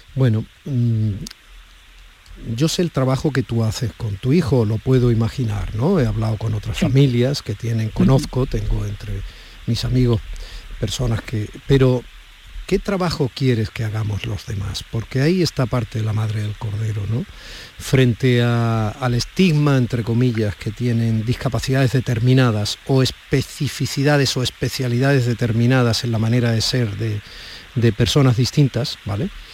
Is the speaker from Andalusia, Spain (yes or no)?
yes; Andalusia, Spain; also born or lived in Madrid; como tantos andaluces y andaluzas que viven y trabajan en Madrid, como yo lo hice durante tantos años